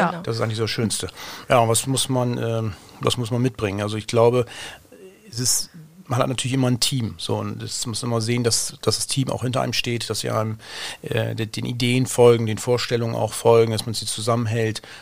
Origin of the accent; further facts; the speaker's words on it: Bremerhaven, Bremen, Germany; moved away as an adult; Ähm, ich komme ja aus Bremerhaven, bin dann auch natürlich nach dem Abitur weggegangen